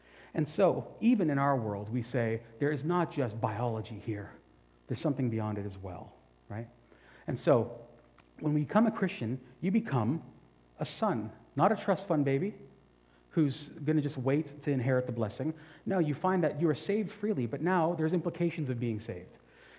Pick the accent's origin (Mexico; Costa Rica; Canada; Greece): Canada; now in China; I must never forget that I am a Canadian in China, functioning to forward the benefits or forward the policies of Canada. And so I am as Chinese as I can be, but never forgetting I'm actually a citizen of Canada, right?